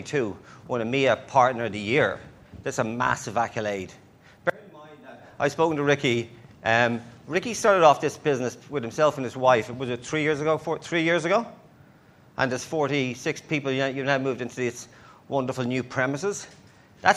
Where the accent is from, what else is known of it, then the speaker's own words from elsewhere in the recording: Ireland; accent: Irish; my Irish accent